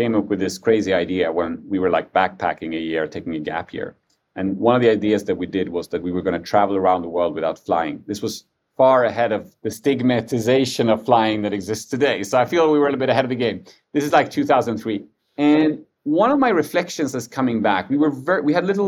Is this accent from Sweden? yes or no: yes; Sweden; I was born in Sweden, but just a few months after they came here